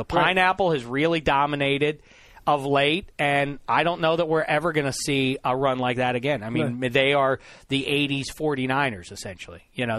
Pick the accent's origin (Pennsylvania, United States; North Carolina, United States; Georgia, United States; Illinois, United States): Pennsylvania, United States; Pittsburgh; moved away; I was from Pittsburgh